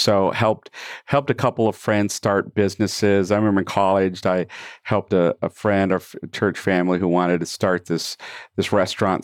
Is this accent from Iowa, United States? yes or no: no; San Antonio, Texas, United States; also born or lived in Michigan; I grew up primarily in San Antonio, did a couple of preteen years in, uh, Michigan